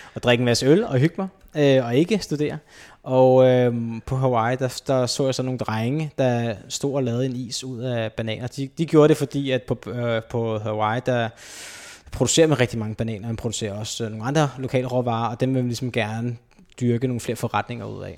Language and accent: Danish; Copenhagen, Capital Region of Denmark, Denmark; also born or lived in Gladsaxe; opvokset på Østerbro